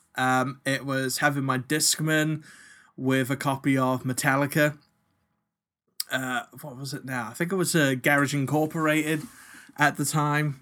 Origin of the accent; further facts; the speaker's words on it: New Zealand; now in Australia; when I was growing up in New Zealand